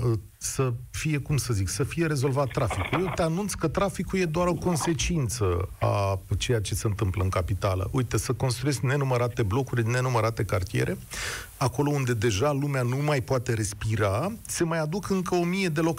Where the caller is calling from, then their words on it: Bucharest, Romania; Bună ziua, din București. … am 33 de ani.